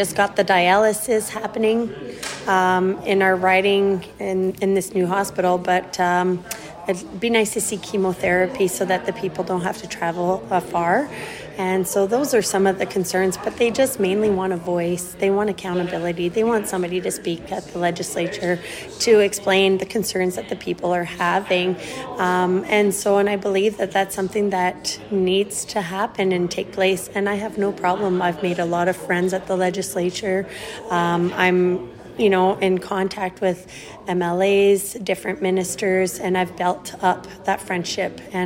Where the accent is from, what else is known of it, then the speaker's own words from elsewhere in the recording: Slave Lake, Alberta, Canada; also born or lived in New Brunswick / Swan River First Nation; I was born in Slave Lake, and I've lived in this riding for 32 years out of my 40 years